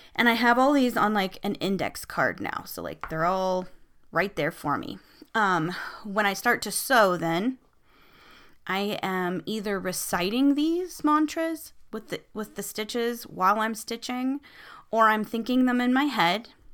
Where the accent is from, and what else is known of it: United States